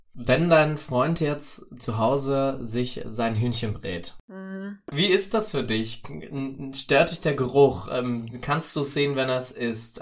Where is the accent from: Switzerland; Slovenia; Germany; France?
Germany; the East, eastern Germany; ich komme aus dem Osten, ich bin da groß geworden